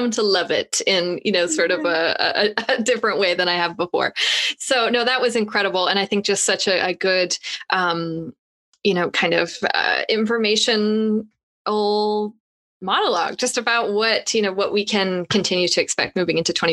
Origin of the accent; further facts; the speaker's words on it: Canada; I'm Canadian